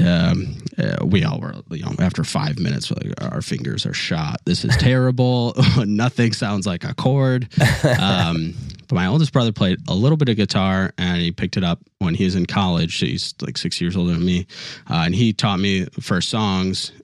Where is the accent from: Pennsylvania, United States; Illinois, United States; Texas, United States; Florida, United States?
Illinois, United States; Chicago; now in Louisville, United States; I'm from the Chicago area